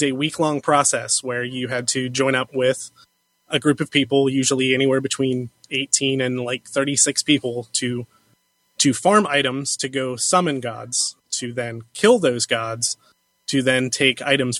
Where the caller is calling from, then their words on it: Cincinnati, Ohio, United States; from Cincinnati.